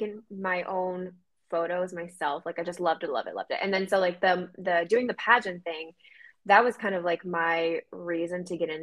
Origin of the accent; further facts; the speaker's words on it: Maine, United States; moved away as an adult; now in Boston, United States; then we moved to Maine and I was there for most of my life.